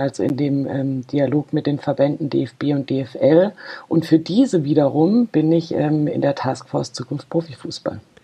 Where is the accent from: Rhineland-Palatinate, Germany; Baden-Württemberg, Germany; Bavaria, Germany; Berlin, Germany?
Baden-Württemberg, Germany; Freiburg; ich komme aus Freiburg, bin da auch geboren